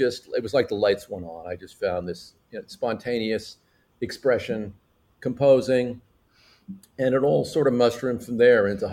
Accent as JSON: {"language": "English", "area": "San Francisco Bay Area", "region": "Northern California", "country": "United States", "tie": "born or raised there", "said": "I was born in Northern California in the San Francisco Bay Area."}